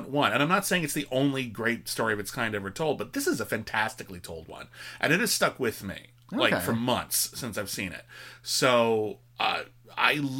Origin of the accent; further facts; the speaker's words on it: United States; as an American